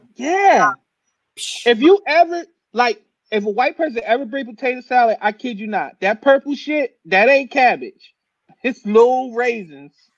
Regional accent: New Jersey, United States; moved away; I'm from New Jersey.

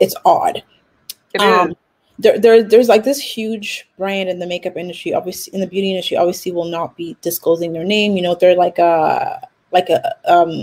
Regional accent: Nigeria; I'm Nigerian too.

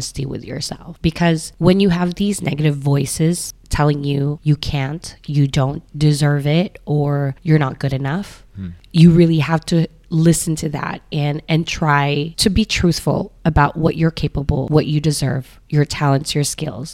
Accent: Philippines; now in Hong Kong; Being Filipino, I'm neither local person or an expat

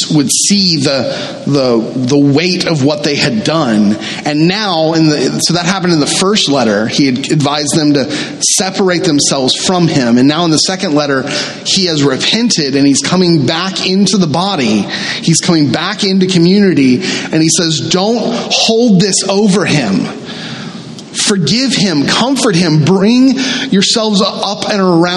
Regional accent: the South, United States; I grew up in the South, and I grew up in a very traditional Southern Baptist church.

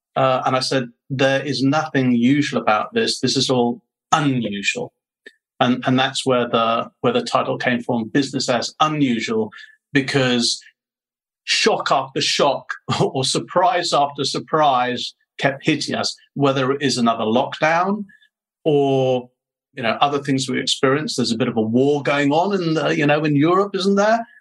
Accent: United Kingdom; accent: British; moved away as an adult; now in Ho Chi Minh City, Vietnam; I'm a Brit, although people do accuse me of having an Australian twang

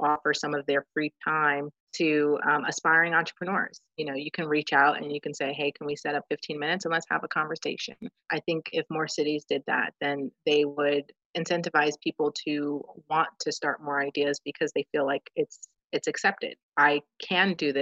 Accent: New Jersey, United States; I'm from New Jersey

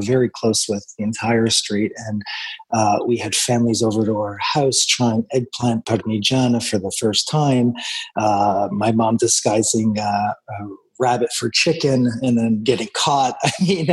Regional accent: Toronto, Ontario, Canada; We grew up in Scarborough in the 70s

